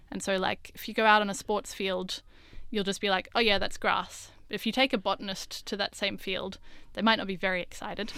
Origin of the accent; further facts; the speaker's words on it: Australia; growing up in Australia